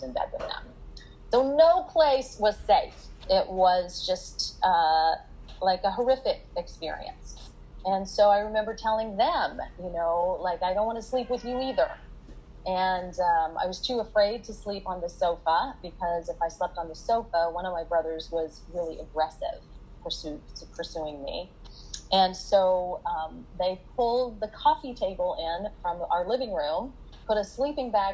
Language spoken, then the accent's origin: English; Oklahoma City, Oklahoma, United States; also born or lived in Luther, Oklahoma; I was born on a farm in Luther, Oklahoma.